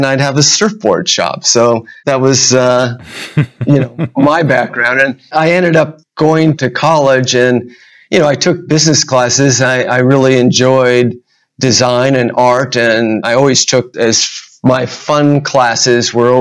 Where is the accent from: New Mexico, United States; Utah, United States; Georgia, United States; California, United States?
California, United States; Huntington Beach; I grew up in Huntington Beach